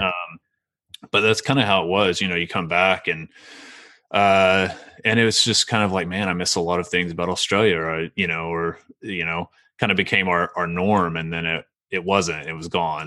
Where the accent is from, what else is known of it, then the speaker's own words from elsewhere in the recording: Meeker, Oklahoma, United States; also born or lived in Ardmore, Oklahoma / Shawnee, Oklahoma; I grew up in Meeker and, um, really small town